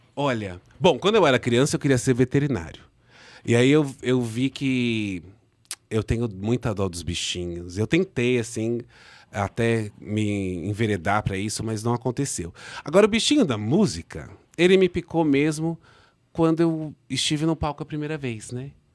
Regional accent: Brazil

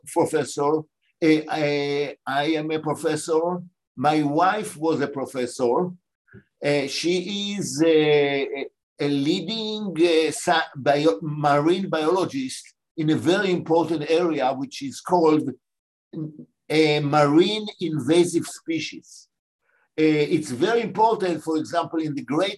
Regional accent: Israel; moved away as an adult; also born or lived in Mandatory Palestine; now in United States; I was born in what was called Mandatory Palestine. And I was born 10 and a half months before Israel. My father was a professor of botany, and I grew up in Israel

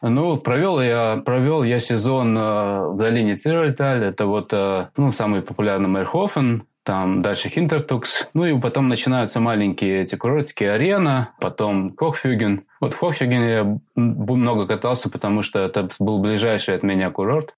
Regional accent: Latvia; moved away as an adult; now in England, United Kingdom; я родом из Латвии. И вот я оказался в Англии

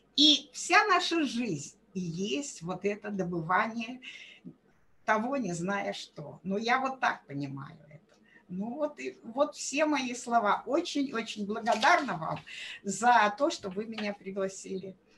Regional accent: Ukraine; also born or lived in Russia; Я сама с Украины

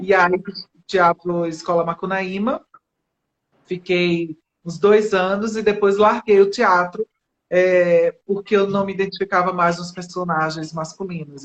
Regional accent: Recife, Pernambuco, Brazil; now in São Paulo, Brazil; Eu comecei em Recife, eu sou pernambucana, e comecei minha, meu trabalho em Recife.

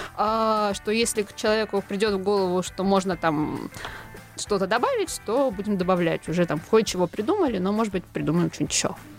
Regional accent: Tula, Tula Oblast, Russia; moved away; also born or lived in Moscow; Это моя малая родина. Там выросла, ну, можно сказать, достигла подросткового возраста.

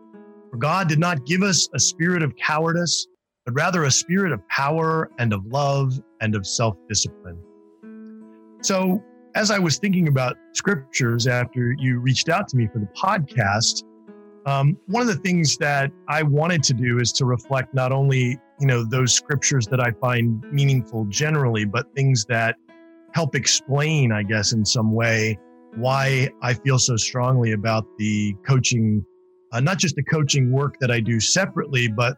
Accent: Reno, Nevada, United States; born there; I am not, though my dad was from West Virginia. I was born in Reno, Nevada.

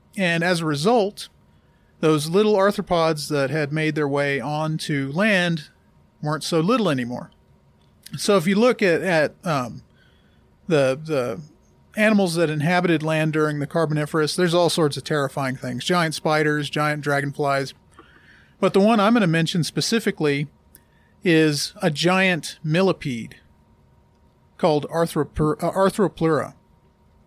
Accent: Gulf Coast, United States; I grew up on the Gulf Coast

